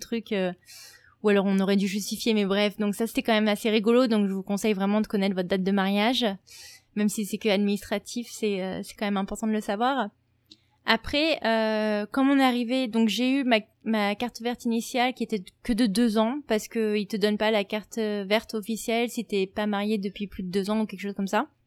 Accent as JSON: {"language": "French", "country": "France", "also_born_or_lived": "New York", "moved": "yes", "lives_now": "United States", "said": "je, viens de France"}